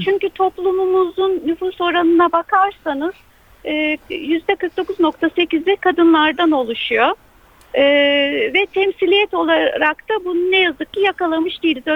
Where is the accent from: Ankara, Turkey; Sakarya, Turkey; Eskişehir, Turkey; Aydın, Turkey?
Eskişehir, Turkey; moved away as an adult; Orada doğdum. Üniversiteye kadar orada yaşadım.